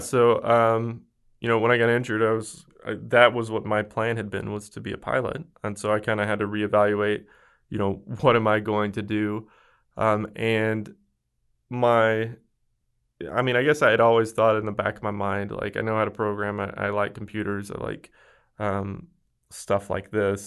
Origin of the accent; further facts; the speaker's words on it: West Memphis, Arkansas, United States; now in Dallas, United States; I am from a small town in rural Arkansas, right outside of Memphis, Tennessee